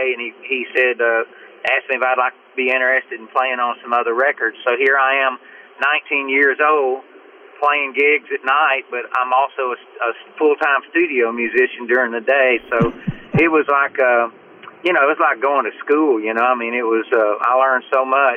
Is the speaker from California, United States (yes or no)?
no; Nacogdoches, Texas, United States; moved away; also born or lived in Nashville; I grew up in East Texas in a little town called Nacogdoches, Texas. I was raised on a dairy farm by my aunt and uncle.